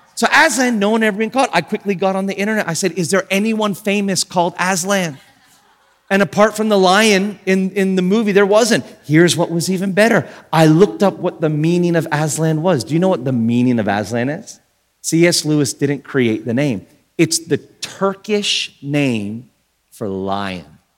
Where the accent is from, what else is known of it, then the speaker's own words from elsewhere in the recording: Australia; I'm from Australia, and in Australia, they kind of run words together a lot